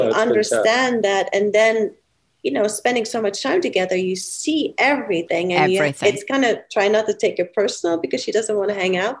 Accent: Belgium; moved away; I was from Belgium

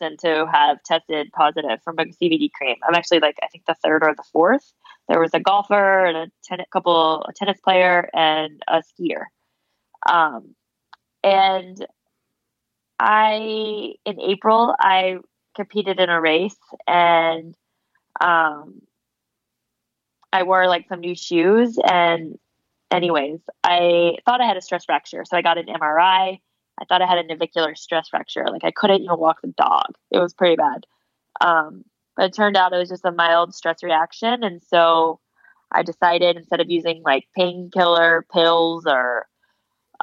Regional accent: Charleston, South Carolina, United States; I grew up in South Carolina, in Charleston

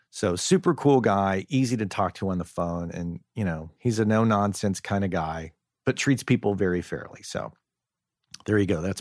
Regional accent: Crookham Village, South East England, United Kingdom; moved away as an adult; I'm from Crookham Village in uh, in Hampshire.

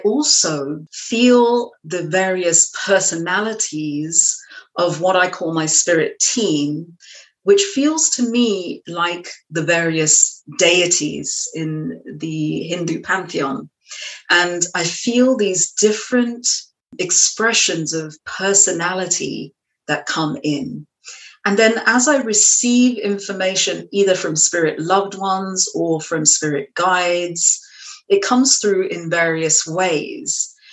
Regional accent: London, United Kingdom; accent: British; moved away as an adult; now in Marblehead, United States; I was actually um, raised in London, in the suburbs of West London, and uh, I moved to the United States in 2003.

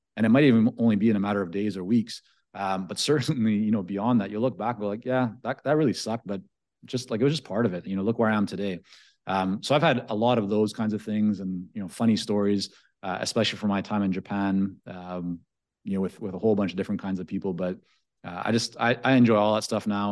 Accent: Vancouver, British Columbia, Canada; English is a second language; also born or lived in Toronto / Israel; growing up in Vancouver

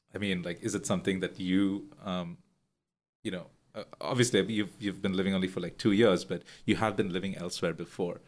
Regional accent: India; moved away as an adult; now in Singapore; I left India close to a decade ago

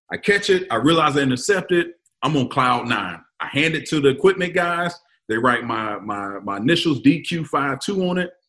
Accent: Cleveland, Ohio, United States; Me being me, I don't know any better. I'm from Cleveland. I didn't get days.

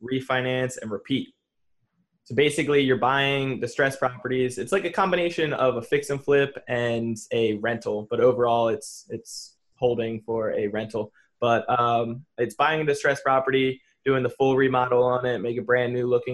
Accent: New Jersey, United States; moved away as an adult; I'm from New Jersey originally, and you know, I moved out here about 7 years ago

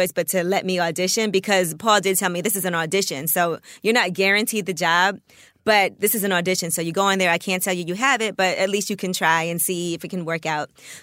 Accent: New York City, New York, United States; we're from Brooklyn

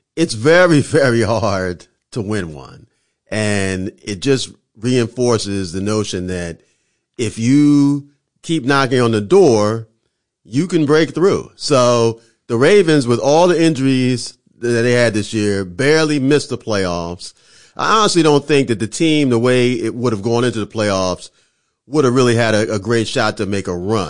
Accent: Philadelphia, Pennsylvania, United States; I'm from Philly

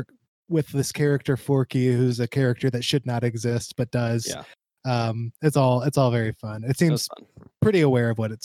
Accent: Alabama, United States; I grew up in Alabama

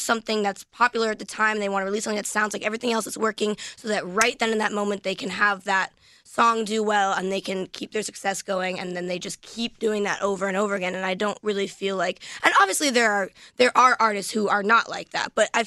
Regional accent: New York, United States; I grew up in New York

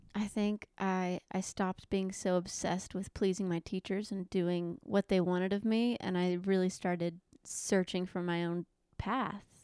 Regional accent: Panama City, Florida, United States; moved away as an adult; now in Alabama, United States; I was born and raised there

